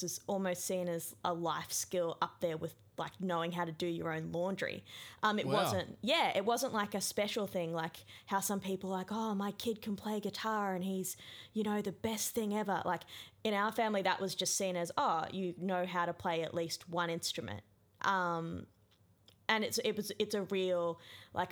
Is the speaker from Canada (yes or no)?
no; Emerald, Queensland, Australia; also born or lived in Brisbane / Rockhampton; When I was just before I started grade one, and just before my brother was born, we moved from Brisbane to a little town called Emerald